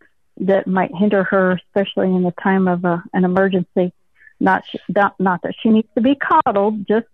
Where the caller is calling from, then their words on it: Little Rock, Arkansas, United States; Little Rock, Arkansas.